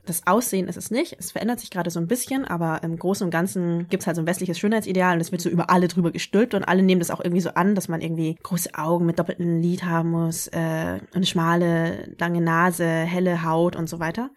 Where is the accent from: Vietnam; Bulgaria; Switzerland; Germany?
Vietnam; the North, Northern Vietnam; moved away; Ich komme aus dem Norden